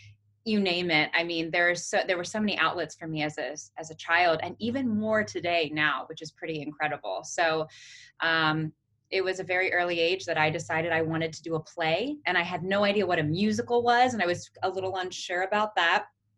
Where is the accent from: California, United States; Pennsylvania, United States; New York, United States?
Pennsylvania, United States; Lancaster County; So I'm from Lancaster County, Pennsylvania, Amish County, famous whoopie pies, if you've ever had a whoopie pie. Not to be missed. And I grew up in a very musical household.